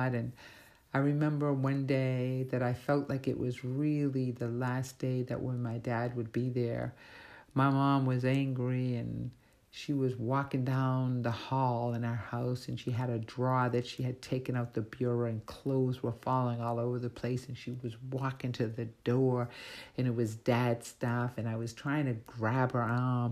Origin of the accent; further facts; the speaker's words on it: Canton, Massachusetts, United States; also born or lived in Boston, Massachusetts / Brockton, Massachusetts; we moved from Canton as a teenager to Brockton